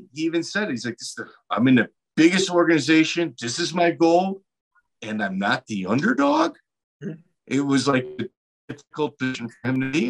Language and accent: English; Chicago, Illinois, United States; I'm a Midwest guy. I'm from Chicago.